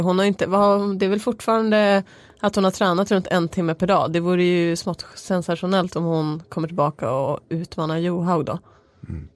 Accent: Norrland, Sweden; Jag är från Norrland, där äter man mycket surströmming

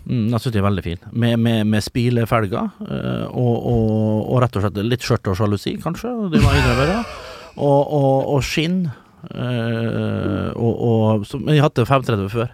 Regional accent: Nordvestlandet, Møre og Romsdal, Norway; moved away; Oppe der jeg kommer fra, ja, Nordvestlandet

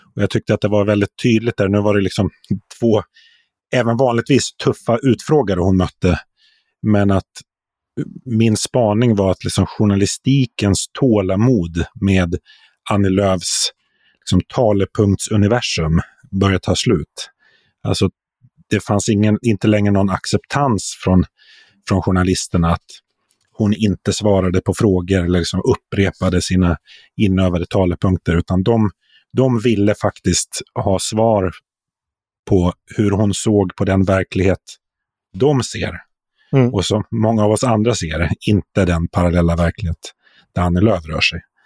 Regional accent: Sweden; som som svensk journalist

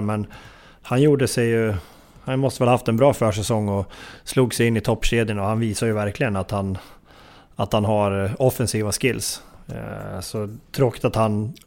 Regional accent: near Hällefors, Örebro County, Sweden; Mina hemtrakter nästan

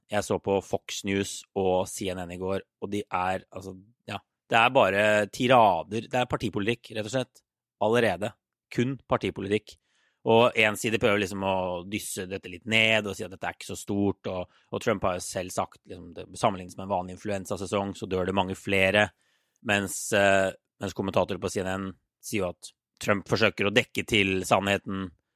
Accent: Norway; now in United States

